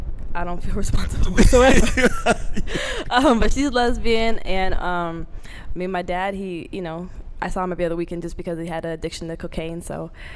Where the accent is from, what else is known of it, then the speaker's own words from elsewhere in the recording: Portland, Oregon, United States; moved away as an adult; now in New York, United States; I'm from Portland, Oregon, in the West Coast.